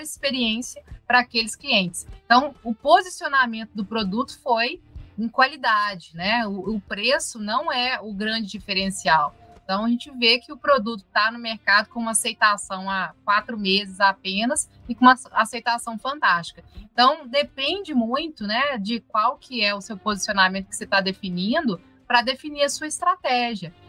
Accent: Viçosa, Minas Gerais, Brazil; Nós somos de Viçosa, que é a cidade né, que fez o, doce de leite

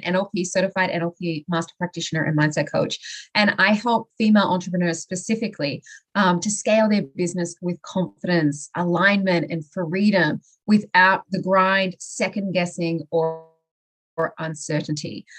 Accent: Australia; moved away as an adult; I originally I'm from Australia

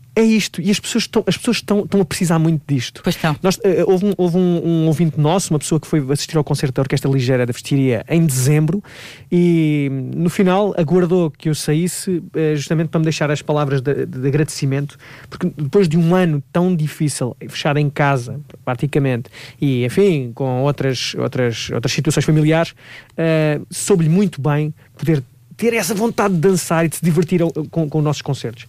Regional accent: Leiria, Leiria District, Portugal; em Leiria, por acaso vai ser na minha terra

